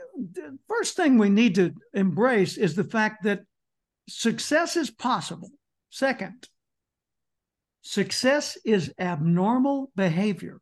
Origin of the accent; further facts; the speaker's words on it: Little Rock, Arkansas, United States; I grew up in Little Rock, Arkansas